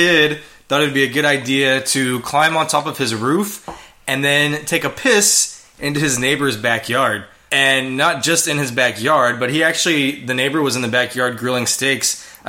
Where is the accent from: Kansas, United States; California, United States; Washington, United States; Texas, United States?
Texas, United States; Houston; moved away; the Astros obviously are my team because I'm from Houston. Grew up watching them.